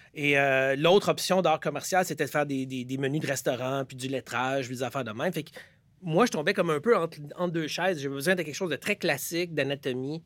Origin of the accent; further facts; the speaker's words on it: Quebec, Canada; en tant que Québécois, j'étais plus en train de lire Tintin